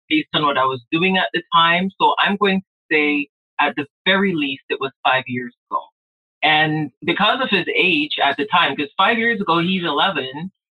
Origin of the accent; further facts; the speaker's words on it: Jamaica; moved away; I grew up in Jamaica